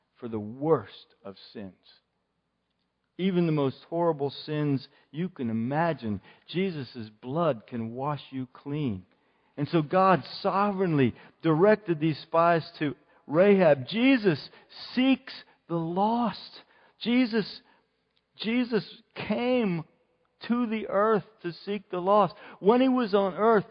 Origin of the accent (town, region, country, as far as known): Indiana, Pennsylvania, United States; also born or lived in Philadelphia